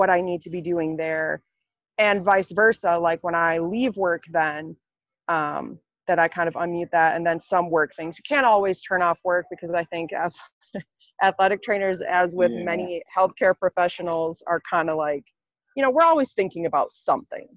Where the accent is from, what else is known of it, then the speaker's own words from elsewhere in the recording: Wisconsin, United States; moved away as an adult; now in Kentucky, United States; And now I'm in Kentucky, 9 hours away from Wisconsin, where I'm from.